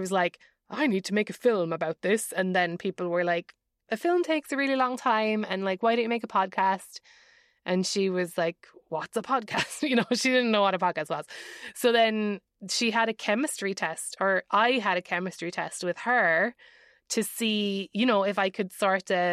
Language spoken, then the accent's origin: English; Ireland; now in United States; as an Irish person